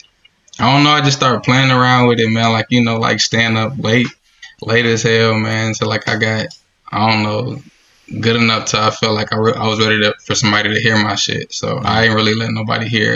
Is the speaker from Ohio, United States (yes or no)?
yes; Dayton, Ohio, United States; I'm from Dayton, Ohio